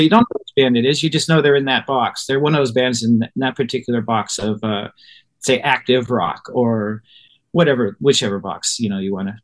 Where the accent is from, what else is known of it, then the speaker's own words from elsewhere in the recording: Ohio, United States; where I grew up in Ohio